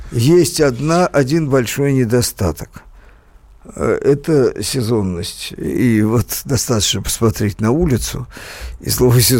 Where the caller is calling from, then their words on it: Stavropol, Stavropol Krai, Russia; а, из Ставрополя, той недели неделе звонил, да-да